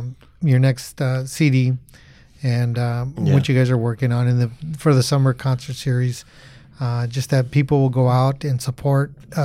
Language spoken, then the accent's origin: English; Placentia, California, United States; also born or lived in Santa Ana; I'm born and raised in Placentia. Actually, born in Santa Ana, raised in Placentia.